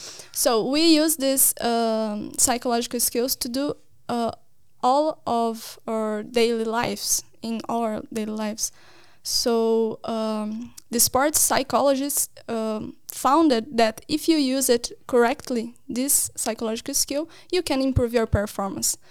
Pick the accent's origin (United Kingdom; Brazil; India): Brazil; moved away as an adult; now in Norway; I am from Brazil, from a university in Paraná.